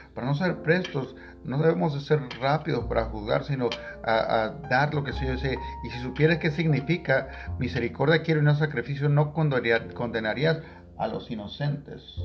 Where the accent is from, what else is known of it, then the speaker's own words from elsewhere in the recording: Tangamandapio, Michoacán, Mexico; en Tangamandapio, mi pueblo natal